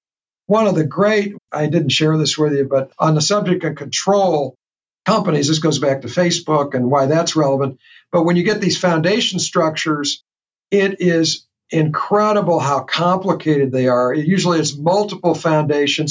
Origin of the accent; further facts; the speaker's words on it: St. Louis, Missouri, United States; I discover in my hometown, and I've been here a professional in this region for 50 years